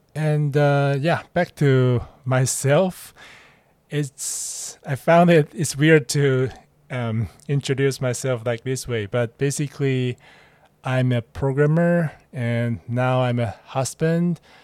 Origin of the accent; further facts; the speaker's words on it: Taiwan; English is a second language; moved away as an adult; now in Hong Kong; I'm just a Taiwanese guy who live in Hong Kong and working here.